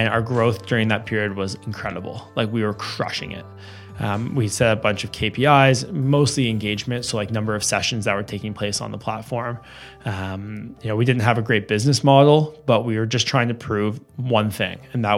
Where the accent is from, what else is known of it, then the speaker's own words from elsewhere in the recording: Westmount, Quebec, Canada; And this is a long way from growing up in Westmount, as you can imagine.